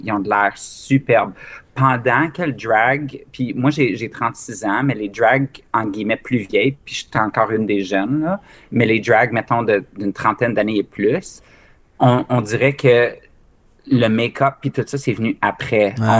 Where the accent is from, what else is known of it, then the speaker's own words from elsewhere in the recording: Mont-Laurier, Quebec, Canada; moved away; also born or lived in Ontario; ma ville natale, au Québec, de Mont-Laurier, qui est au nord de Gatineau.